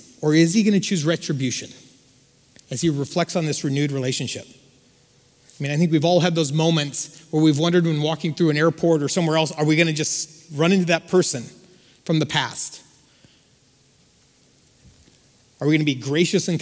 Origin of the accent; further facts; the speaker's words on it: Yucaipa, California, United States; now in Glendora, United States; I grew up in Yucaipa